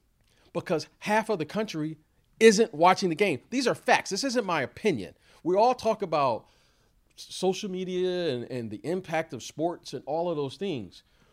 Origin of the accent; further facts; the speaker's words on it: Detroit, Michigan, United States; also born or lived in Chicago; Now, growing up in Eastern time zone like I did in Detroit, playing for many years in Chicago, now living on the West Coast, that is the issue.